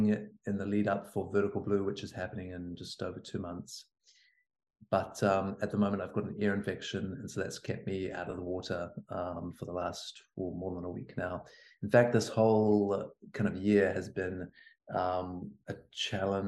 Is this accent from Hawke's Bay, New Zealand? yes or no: yes; Hawke's Bay, New Zealand; moved away; I'm from Hawke's Bay, down on Hawke's Bay.